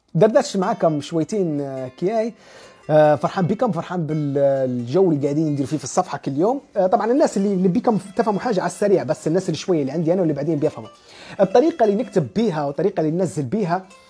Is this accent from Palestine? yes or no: no; Libya; نحن ليبيين